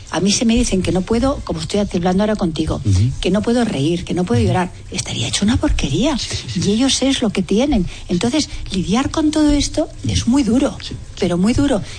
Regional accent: Spain; Y Yo soy más española

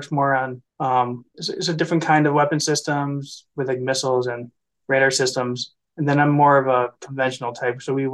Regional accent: Traverse City, Michigan, United States; I was born and raised in Traverse City, Michigan

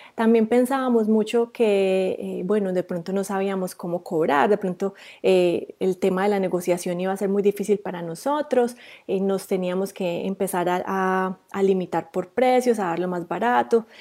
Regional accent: Rionegro, Antioquia, Colombia; moved away as an adult; also born or lived in Medellín, Colombia; now in New Zealand; yo también soy colombiana. Eh, yo soy de Río Negro, Antioquia, que es un pueblo cerquita a Medellín

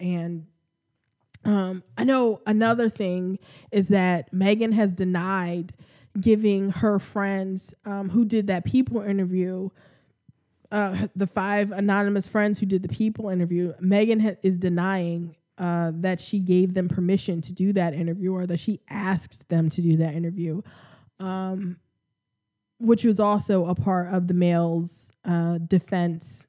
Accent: United States; accent: American; I'm American, obviously. Um, you can hear my, my, my American accent.

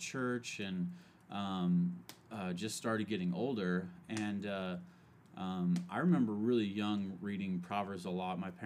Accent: Merced, California, United States; also born or lived in San Mateo, California; we moved from San Mateo to the Central Valley in Merced, and that's where I grew up

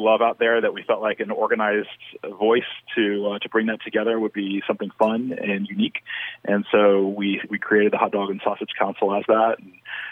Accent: the South, United States; I'm from the South

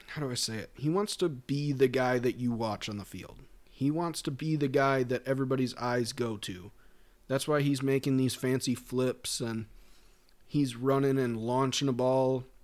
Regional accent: Minnesota, United States; We're both from Minnesota

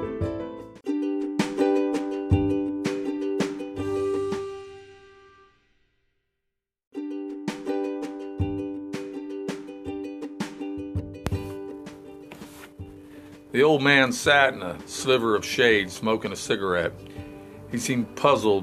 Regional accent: Melbourne, Florida, United States; I've been teaching and coaching down here in my hometown of Melbourne, Florida for the past 35 years

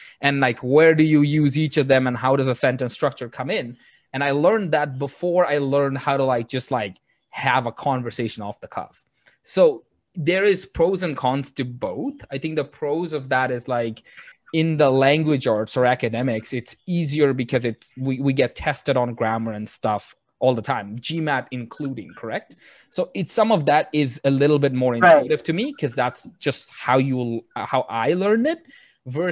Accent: Bangladesh; first language Bengali; English is a second language; moved away; this was a second language in my school when I was in Bangladesh

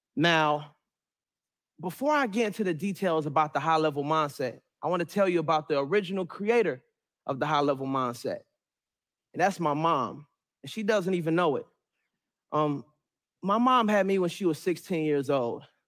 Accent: Suitland, Maryland, United States; also born or lived in Raleigh, North Carolina; was raised majority in Suitland, Maryland, which made me who I am today

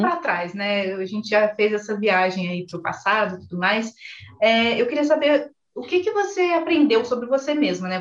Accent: interior of Minas Gerais, Brazil; moved away; eu sou do interior de Minas Gerais

